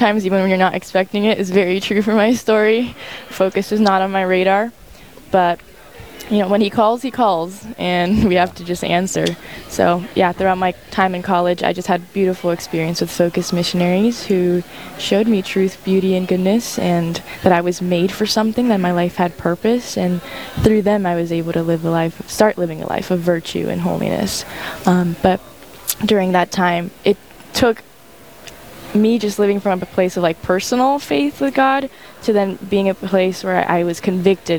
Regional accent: California, United States; moved away as an adult; now in Fargo, United States; I am originally from California and currently find myself in Fargo

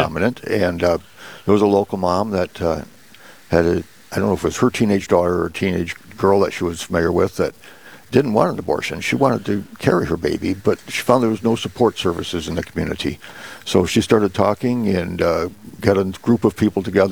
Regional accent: Fairmont, United States; also born or lived in East Coast; this is kind of my hometown. In fact, this is my church that I grew up in and school that I went to for grade school

